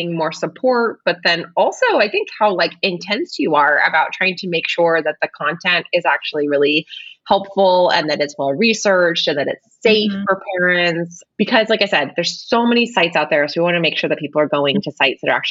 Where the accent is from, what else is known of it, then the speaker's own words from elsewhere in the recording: Bay Area, California, United States; I'm from the Bay Area as well